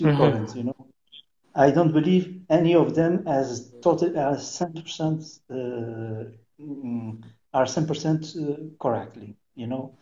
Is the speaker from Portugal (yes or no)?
yes; São Miguel Island, Azores, Portugal; English is a second language; I am from Miguel, Iceland. I'm born here, okay? I am natural from here